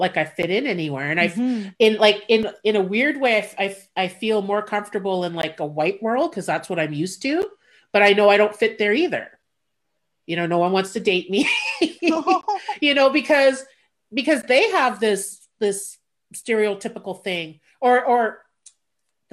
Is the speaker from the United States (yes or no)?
no; Montreal, Quebec, Canada; I grew up in the suburbs. Like, I didn't grow up like in downtown Montreal. I grew up in suburbia